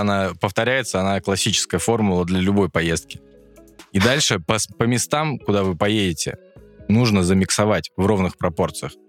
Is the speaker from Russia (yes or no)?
yes; Moscow Oblast, Russia; moved away; я коренной, коренной подмосквич